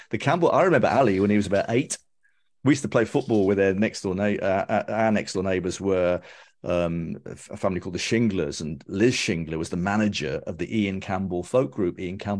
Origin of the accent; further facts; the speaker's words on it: Birmingham, West Midlands, United Kingdom; I grew up in King's Heath. Born in Howard Road.